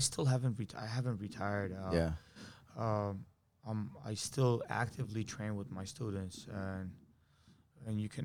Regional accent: United States; we grew up over here, I'm Armenian, but I'm an American Armenian

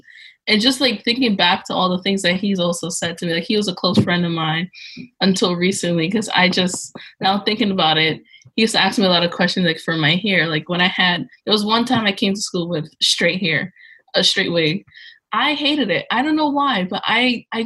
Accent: New York City, New York, United States; I'm from New York City, by the way. I live in Brooklyn.

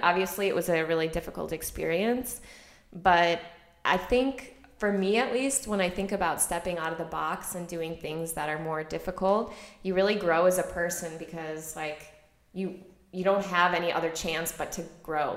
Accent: Chicago, Illinois, United States; moved away as an adult; also born or lived in Vienna, Austria; I grew up in Chicago in a very suburban, you know, um, what do you call that area of Chicago, like not in the city, so the suburbs.

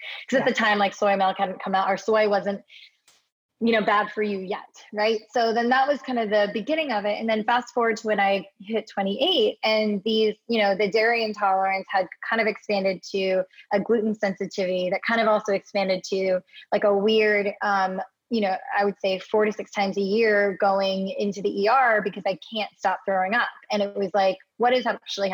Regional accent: Hawaii, United States; now in Los Angeles, United States; born and raised in Hawaii, actually, but find myself in Los Angeles, California now.

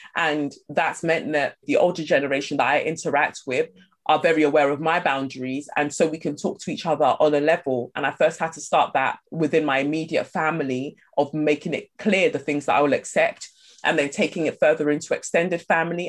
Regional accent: London, United Kingdom; also born or lived in Nigeria; I moved from Nigeria and I moved to Peckham

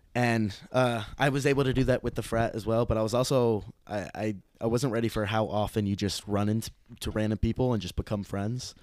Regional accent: Bloomington, Illinois, United States; moved away as an adult; now in Tempe, United States; I'm from Bloomington, Illinois

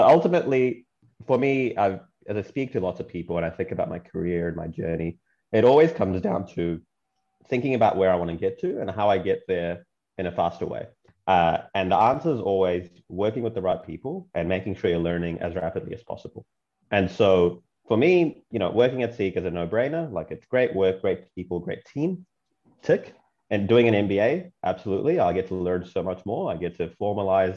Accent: Auckland, New Zealand; also born or lived in Chennai, India / Brunei; And then I moved to New Zealand when I was 9, and I grew up there. I lived in Auckland

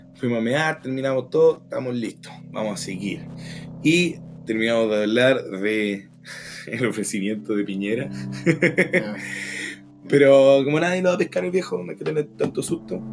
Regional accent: Chile; Aquí somos los chilenos promedio

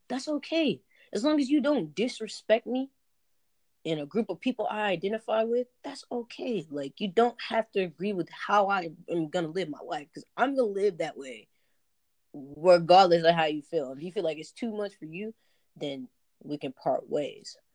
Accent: Southern United States, United States; Like I grew up in the South Southern Baptist church.

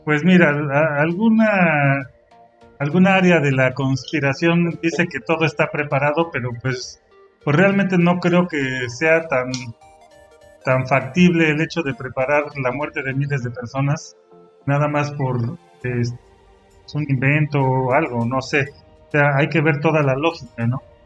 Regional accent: Mexico; also born or lived in Pachuca, Hidalgo; nosotros somos de México, pero acá en Pachuca Hidalgo nosotros platicamos

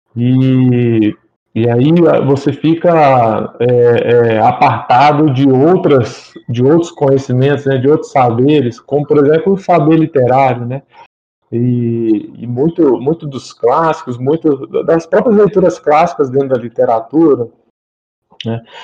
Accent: Muriaé, Minas Gerais, Brazil; now in Belo Horizonte, Brazil; Sou de uma cidade da zona da Mata Mineira, Muriaé, mas já há uns bons anos aí resido em Belo Horizonte

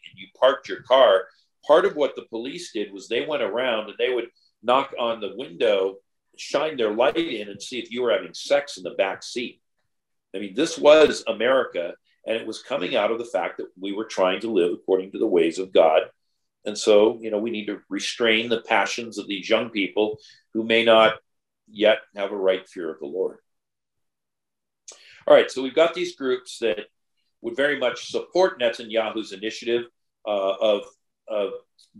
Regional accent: California, United States; My home state of California

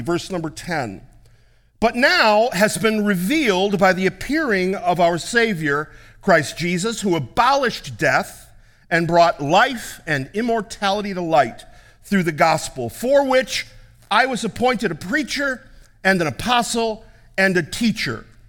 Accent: United States; being an American

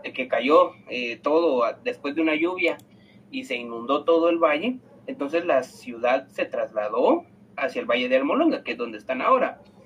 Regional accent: Antigua Guatemala, Sacatepéquez, Guatemala; yo soy de la Antigua

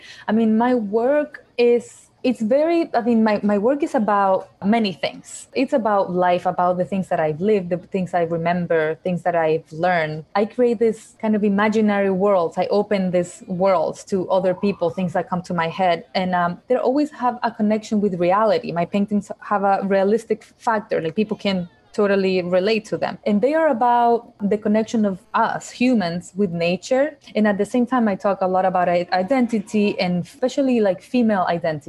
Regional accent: Chile; also born or lived in Ecuador; Yeah, as I said, I was born in Chile. I lived there for about 5 years. When I was five, I moved to Ecuador, where my parents, my whole family, we moved to Ecuador. And I lived there for 7 years. And I came back afterwards to Chile.

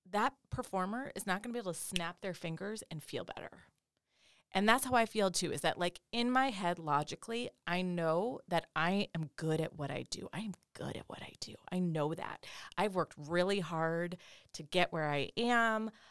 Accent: North Dakota, United States; moved away as an adult; also born or lived in Los Angeles, California / the Southeast US; I grew up in North Dakota.

